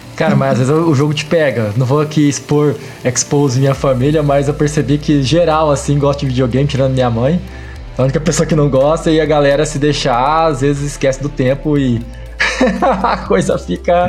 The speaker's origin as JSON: {"language": "Portuguese", "town": "Maringá", "region": "Paraná", "country": "Brazil", "said": "Eu sou de Maringá"}